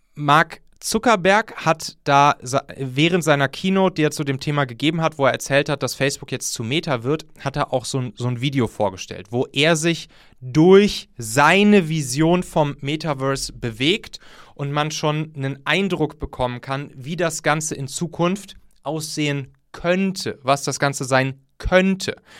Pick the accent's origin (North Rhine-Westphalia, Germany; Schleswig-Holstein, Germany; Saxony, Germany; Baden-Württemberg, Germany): North Rhine-Westphalia, Germany; ich komme ja aus dem Rheinland und da zwischen Köln und Bonn